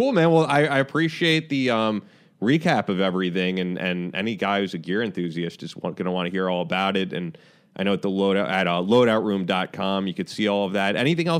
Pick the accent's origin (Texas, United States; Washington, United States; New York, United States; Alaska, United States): New York, United States; Manhasset; I'm from Manhasset.